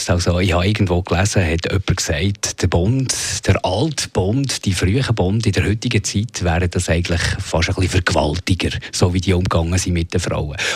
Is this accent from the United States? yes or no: no; Switzerland